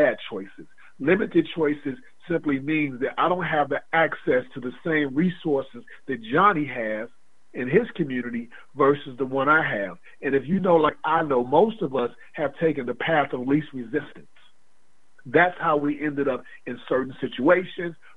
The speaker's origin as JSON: {"language": "English", "town": "Atlanta", "region": "Georgia", "country": "United States", "tie": "born or raised there", "said": "I was raised in Atlanta"}